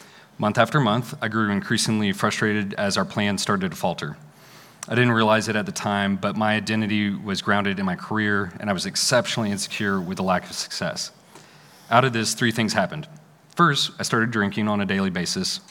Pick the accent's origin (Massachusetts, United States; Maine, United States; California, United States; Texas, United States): Texas, United States; McKinney; I grew up in McKinney, just north of here